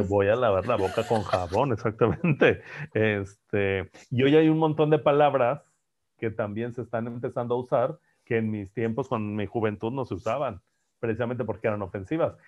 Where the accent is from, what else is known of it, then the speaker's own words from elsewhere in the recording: Monterrey, Nuevo León, Mexico; Yo soy de Monterrey, pues es que así hablamos en Monterrey.